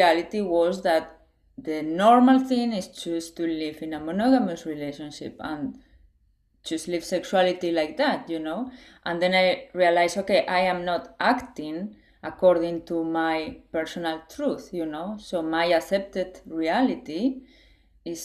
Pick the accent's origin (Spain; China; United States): Spain; I was raised in Spain, and it's like conservative country in a way